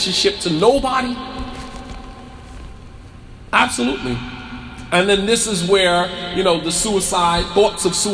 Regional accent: Montclair, New Jersey, United States; I'll be in Montclair, New Jersey, my hometown

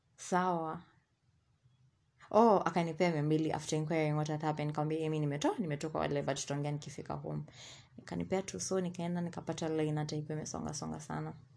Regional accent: Thika, Kiambu County, Kenya; I was born and raised in Thika

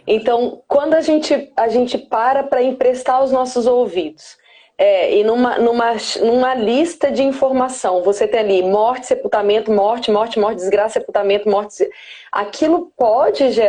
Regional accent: Belford Roxo, Rio de Janeiro, Brazil; Nasci aqui no Rio de Janeiro, nasci em Belfor Roxo. Eu sou da Baixada!

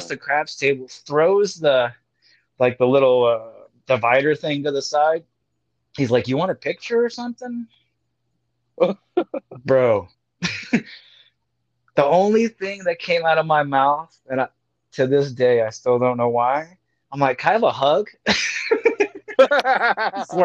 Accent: Springfield, Missouri, United States; moved away; Springfield, Missouri, my hometown

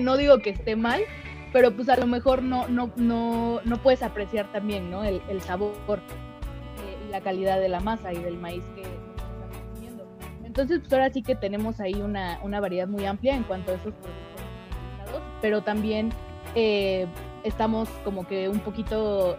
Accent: Mexico; como mexicanos

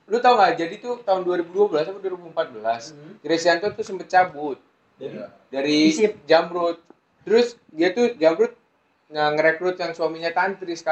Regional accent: Bekasi, West Java, Indonesia; gue sebagai orang Bekasi

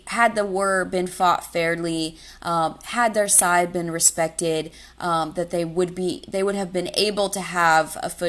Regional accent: Georgia, United States; I'm from Georgia, and in Atlanta

